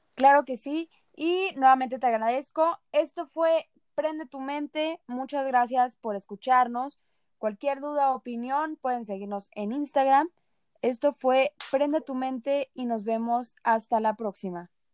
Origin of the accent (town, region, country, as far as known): Mexico